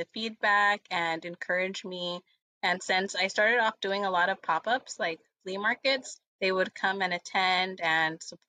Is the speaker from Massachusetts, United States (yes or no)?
no; Los Angeles, California, United States; I was born and raised here in Los Angeles. I've lived here my whole life